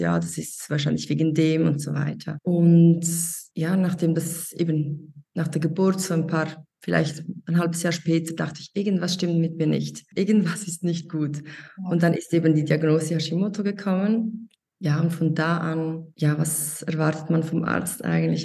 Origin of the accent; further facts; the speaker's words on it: Switzerland; ich bin aus der Schweiz.